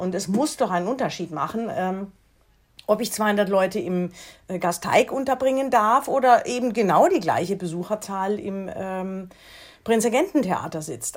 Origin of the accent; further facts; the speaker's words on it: foot of the Black Forest, Baden-Württemberg, Germany; Ich bin ja am Fuße des Schwarzwaldes aufgewachsen.